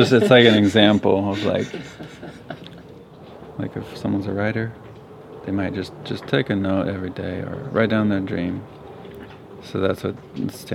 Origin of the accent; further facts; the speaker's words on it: Santa Cruz, California, United States; I grew up in Santa Cruz, California, about 4 blocks from the beach